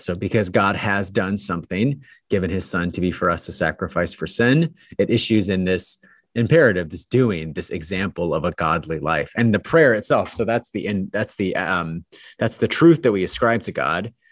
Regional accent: Pasadena, California, United States; I was born in Pasadena

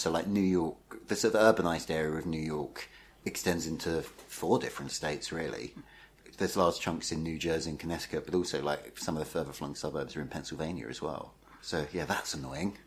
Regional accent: the Essex bit of London, United Kingdom; I grew up in the Essex bit

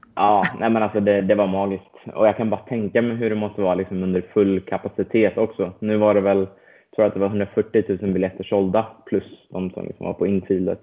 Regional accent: Stockholm, Stockholm County, Sweden; moved away as an adult; now in United States; född och uppvuxen i, eh, i Stockholm

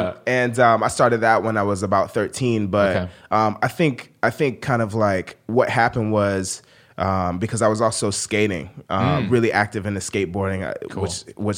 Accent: Sarasota, Florida, United States; I grew up in Florida in a small town in Florida called Sarasota.

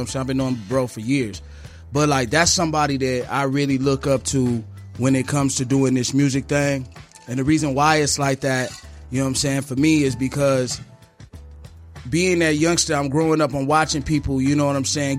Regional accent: Phoenix, Arizona, United States; Growing up in the city of Phoenix, man, like, I've been watching, you know, my OGs doing this stuff for years

